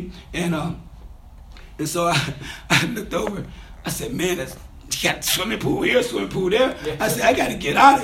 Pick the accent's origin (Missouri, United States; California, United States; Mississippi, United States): Mississippi, United States; I grew up in Mississippi.